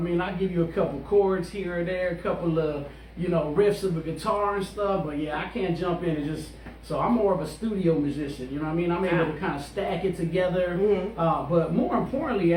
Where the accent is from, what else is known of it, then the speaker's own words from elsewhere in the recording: Los Angeles, California, United States; I was actually born in General Hospital. Yeah. So, I was born in L.A.